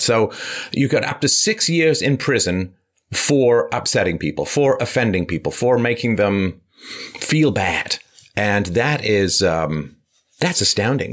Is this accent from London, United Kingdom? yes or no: yes; London, United Kingdom; I grew up in London